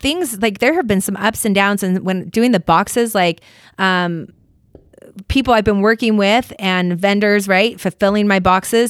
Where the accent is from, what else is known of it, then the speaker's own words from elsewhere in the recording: Chicago, Illinois, United States; born there; And I was born in Chicago.